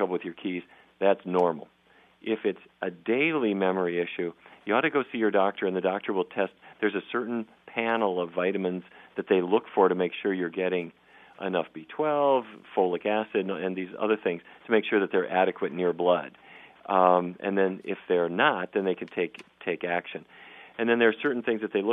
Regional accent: Fargo, North Dakota, United States; I grew up in Fargo, North Dakota

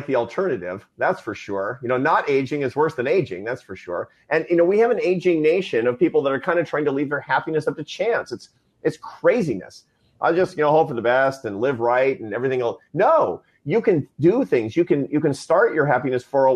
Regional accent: Seattle, Washington, United States; I was a Seattle Mariners fan growing up in Seattle

